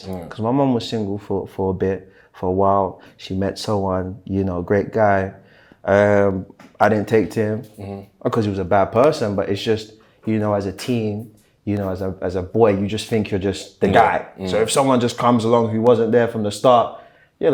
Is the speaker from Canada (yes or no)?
no; London, United Kingdom; born or raised there; also born or lived in Germany